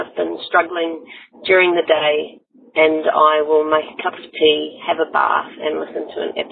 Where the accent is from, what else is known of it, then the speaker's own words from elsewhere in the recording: New Zealand; now in Sydney, Australia; I'm calling from Sydney in Australia, although I'm a New Zealander